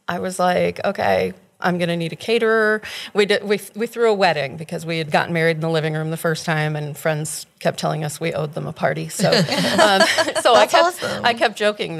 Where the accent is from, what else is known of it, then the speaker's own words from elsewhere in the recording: Northeastern Pennsylvania, United States; moved away; I'm from Northeastern Pennsylvania